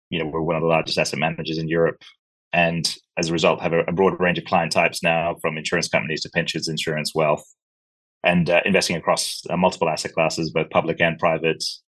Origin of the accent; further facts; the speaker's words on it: Sri Lanka; also born or lived in Africa / New Zealand; now in Scotland, United Kingdom; I grew up in Africa. I'm Sri Lankan originally. Dad's last posting was in New Zealand